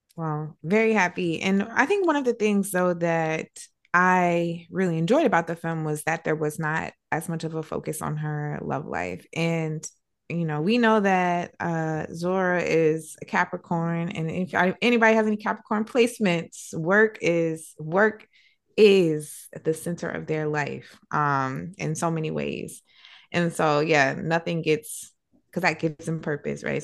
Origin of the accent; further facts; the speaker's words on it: South Carolina, United States; I'm from South Carolina. So it's a black girl from the South